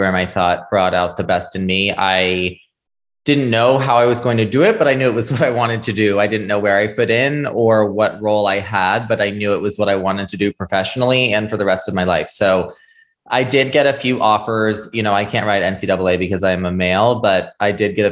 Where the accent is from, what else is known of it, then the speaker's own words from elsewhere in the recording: Shelburne, Vermont, United States; I was born and raised in Shelburne, Vermont